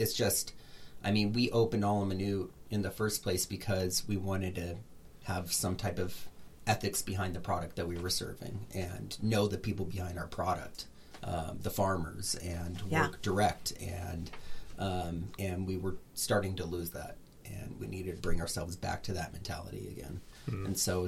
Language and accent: English; Redlands, California, United States; growing up in Redlands and seeing the farmers and going to their farm stands as a little kid